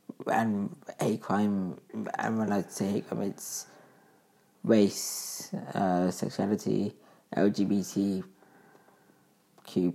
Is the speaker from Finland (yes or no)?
no; United Kingdom; I'm from the UK